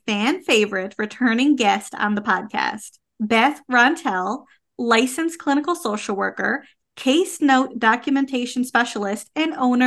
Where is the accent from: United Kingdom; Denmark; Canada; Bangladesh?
Canada; I am a Canadian social worker